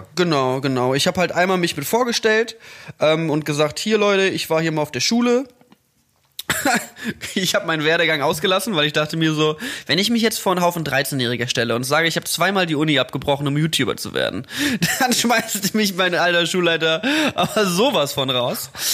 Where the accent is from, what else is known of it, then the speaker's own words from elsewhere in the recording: Mettmann, North Rhine-Westphalia, Germany; moved away; am Mettmanner Boden in meiner Heimatstadt